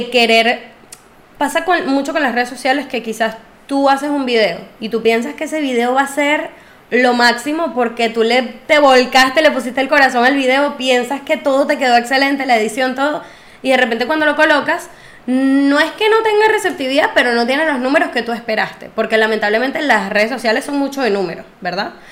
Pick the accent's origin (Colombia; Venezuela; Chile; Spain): Venezuela; Yo soy más venezolana que la arepa, pero mis raíces son árabes